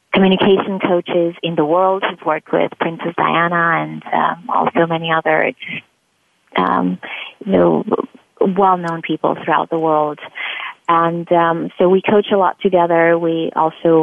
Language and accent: English; Transylvania, Romania; moved away as an adult; now in United States; I'm originally from Romania and from Transylvania, actually, which most people find really interesting. And I came to this country because I had received several scholarships to go to grad school